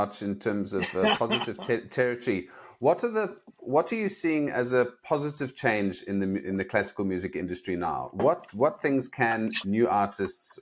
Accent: South Africa; moved away as an adult; also born or lived in Nigeria

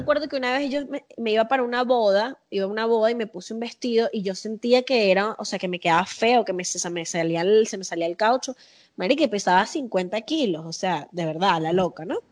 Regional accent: Caracas, Capital District, Venezuela; accent: caraqueño sifrino; also born or lived in Las Palmas, Caracas / Mariperez, Caracas; now in Mexico; Yo soy de la Florida, yo me crié en la Florida

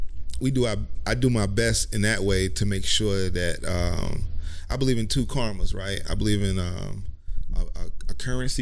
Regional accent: Asheville, North Carolina, United States; I'm from Asheville, North Carolina.

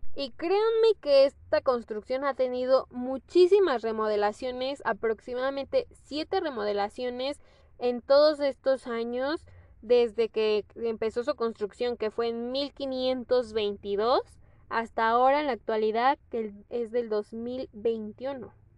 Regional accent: Mexico; soy orgullosamente mexicana

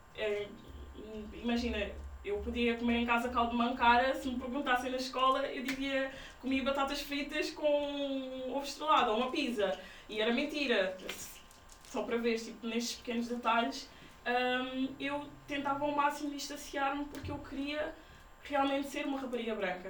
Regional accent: Portugal; os meus pais são guineenses e eles sempre tiveram cuidado de passar essa, essa cultura em casa, mas também nasci, nasci em Portugal

